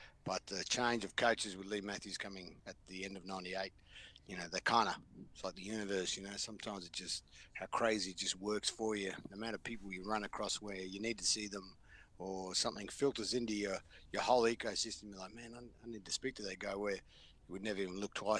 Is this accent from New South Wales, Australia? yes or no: no; Queensland, Australia; growing up in Queensland is not always the easiest pathway